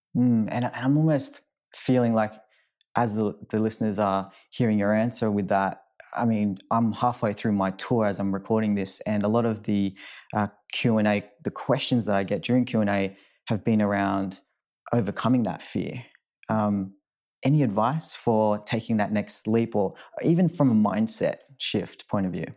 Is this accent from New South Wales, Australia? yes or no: yes; Sydney, New South Wales, Australia; moved away; I'm from Sydney, and that's where I call home